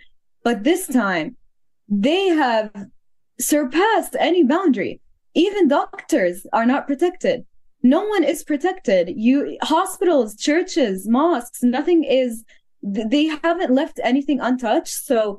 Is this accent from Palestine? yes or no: yes; Gaza Strip, Palestine; English is a second language; I am just like all the other people in Gaza who are trying to tell their story on their phones